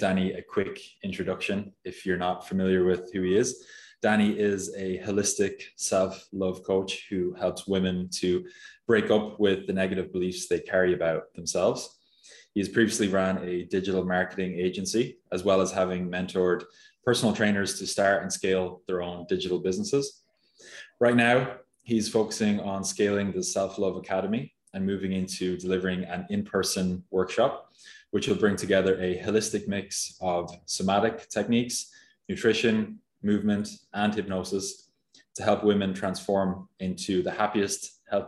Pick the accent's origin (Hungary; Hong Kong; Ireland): Ireland; Mullingar, Leinster; also born or lived in Dublin, Ireland; now in Barcelona, Spain; I'm from Mullingar